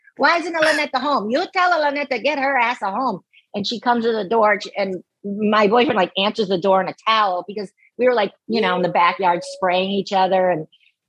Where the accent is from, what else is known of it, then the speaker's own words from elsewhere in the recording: Los Angeles, California, United States; I grew up in the West Valley